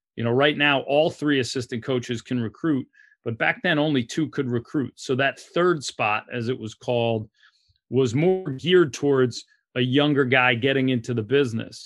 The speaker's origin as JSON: {"language": "English", "town": "New York City", "region": "New York", "country": "United States", "tie": "born or raised there", "moved": "yes", "said": "Growing up in New York"}